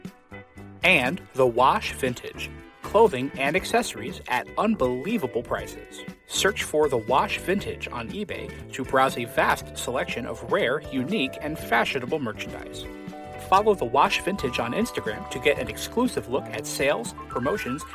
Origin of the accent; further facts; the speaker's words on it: New Haven, Connecticut, United States; I grew up in New Haven, Connecticut